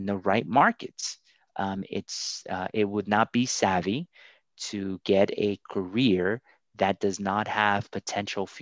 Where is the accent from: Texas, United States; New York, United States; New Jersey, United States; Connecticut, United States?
New Jersey, United States; Paterson; also born or lived in Colombia; I'm originally from Columbia, South America. My parents immigrated here and I grew up in Paterson